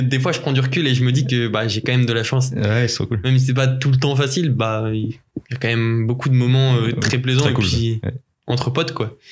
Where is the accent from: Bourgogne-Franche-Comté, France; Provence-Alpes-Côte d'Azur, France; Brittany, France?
Brittany, France; Rennes; on est de Rennes